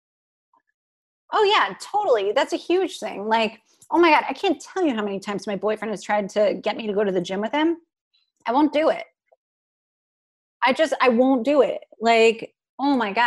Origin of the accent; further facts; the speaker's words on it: Cleveland, Ohio, United States; I was born in Cleveland